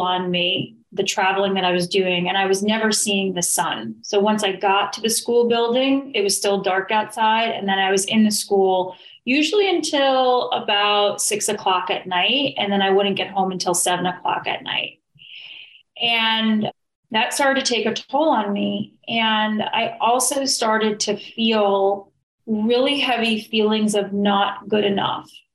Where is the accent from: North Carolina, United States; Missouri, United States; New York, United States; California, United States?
New York, United States; I'm originally from New York